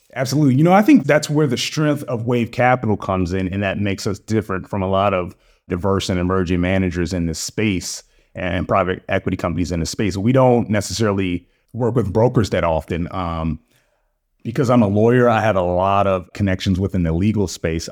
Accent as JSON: {"language": "English", "town": "Baltimore", "region": "Maryland", "country": "United States", "tie": "born or raised there", "also_born_or_lived": "Durham, North Carolina", "moved": "as an adult", "lives_now": "Atlanta, United States", "said": "I was born and raised in Baltimore. I'm a Baltimore guy. to the core"}